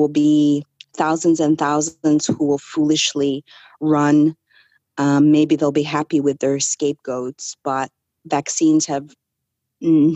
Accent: Canada; being raised Canadian

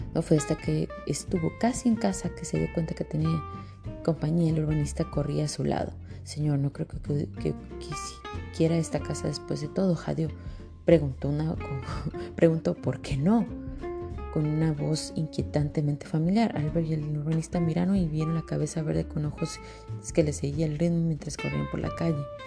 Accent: Mexico; now in Canada; soy aquí una mexicana

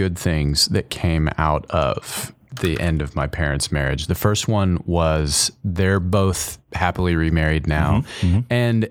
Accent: College Station, Texas, United States; Go for it. College Station.

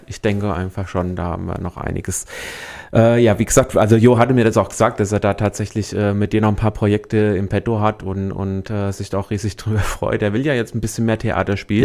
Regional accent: Büdingen, Hesse, Germany; also born or lived in Neu-Isenburg; now in Main-Kinzig-Kreis, Germany; Ich komme ursprünglich aus Büdingen, ich bin ah. aus der Wetterau gebürtig

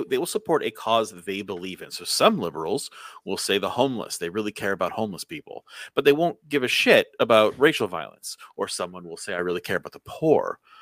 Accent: United States; as an American

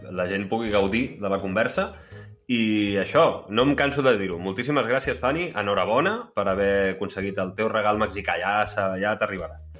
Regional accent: Sant Jordi Desvalls, Catalonia, Spain; del meu poble Sant Jorge d'Esvals

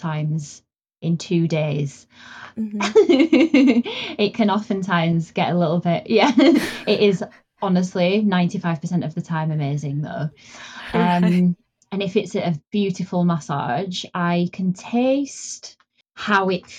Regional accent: Yorkshire and the Humber, United Kingdom; moved away as an adult; now in Dorset, United Kingdom; I originally am from the north of England, so I'm originally from Yorkshire.

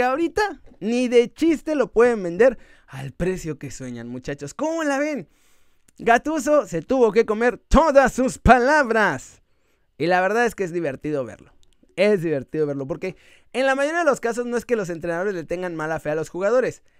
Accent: Mexico; porque así somos los mexicanos y hay que dar ese er, esfuerzo, extra.

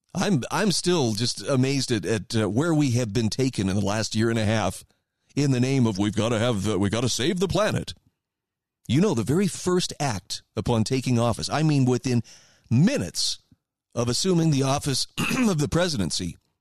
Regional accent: Idaho, United States; my home state of Idaho

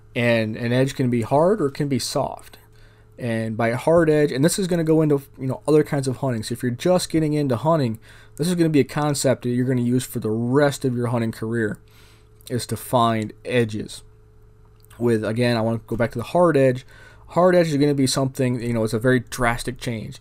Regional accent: New York, United States; now in Arizona, United States; I grew up in New York State.

